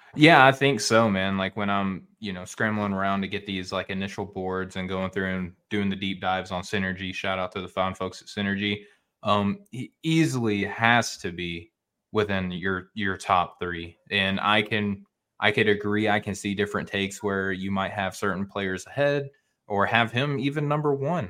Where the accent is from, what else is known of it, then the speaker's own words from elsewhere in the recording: Arkansas, United States; I'm from Arkansas. I grew up in the Central